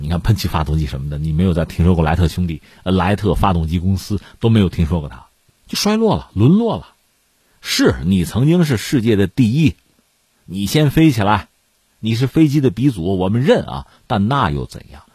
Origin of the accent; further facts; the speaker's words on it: China; 作为中国人嘛